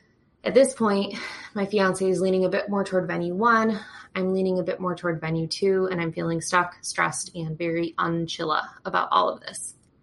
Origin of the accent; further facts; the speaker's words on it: Michigan, United States; I'm a bridechilla from Michigan in the U.S.